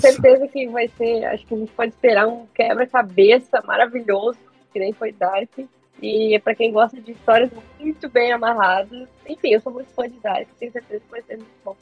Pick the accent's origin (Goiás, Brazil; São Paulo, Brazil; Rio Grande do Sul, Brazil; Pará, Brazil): Rio Grande do Sul, Brazil; Eu sou gaúcha